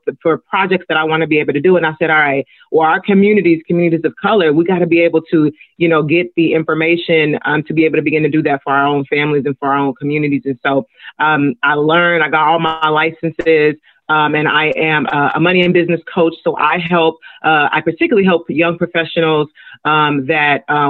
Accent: Los Angeles, California, United States; I am Nigerian American. I'm first generation Nigerian. But I grew up in South

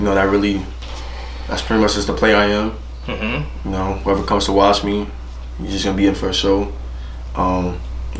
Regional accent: United States; I was born in the United States

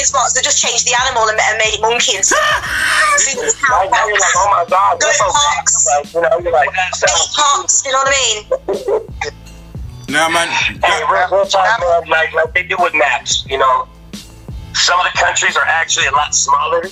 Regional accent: West Coast, United States; now in Biloxi, United States; I'm originally from the West Coast, but we're down in Biloxi, Mississippi, right now.

